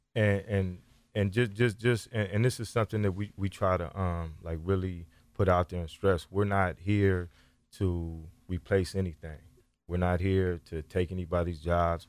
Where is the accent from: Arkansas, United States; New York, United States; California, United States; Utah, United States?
California, United States; Sacramento; I grew up right here in North Sacramento